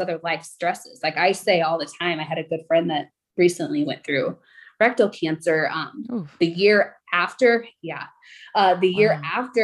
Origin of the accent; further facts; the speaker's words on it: Southern Illinois, United States; I actually grew up in Southern Illinois